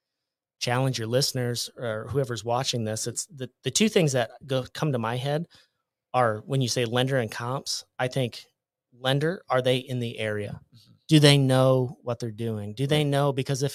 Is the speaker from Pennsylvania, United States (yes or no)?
no; Iowa, United States; I'm from Iowa, uh-huh.